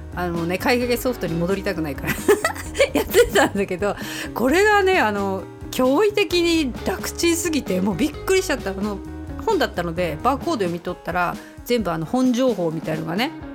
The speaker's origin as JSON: {"language": "Japanese", "region": "Hokkaido", "country": "Japan", "tie": "born or raised there"}